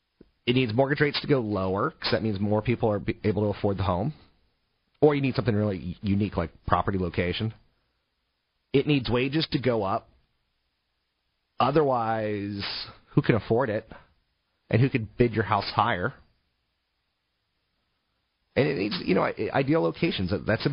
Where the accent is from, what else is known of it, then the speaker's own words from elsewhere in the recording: East Coast, United States; I come from the East Coast, where if you leave your house at 4, you may not get to 7-Eleven and back by 5.